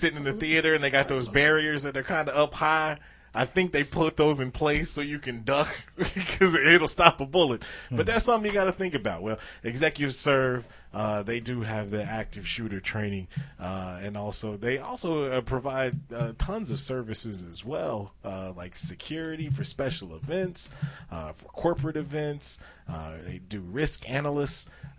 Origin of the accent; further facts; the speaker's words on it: Detroit, Michigan, United States; I'm from Detroit. I was there.